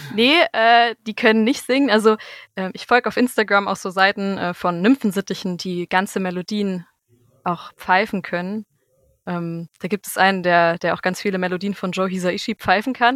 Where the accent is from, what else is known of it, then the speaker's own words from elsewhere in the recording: Bad Homburg, Hesse, Germany; in Bad Homburg ähm, wo ich herkomme